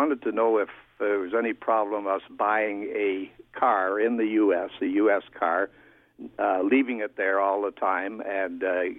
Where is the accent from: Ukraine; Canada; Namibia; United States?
Canada; we're Canadian citizens. We have a condominium in Florida, had it for years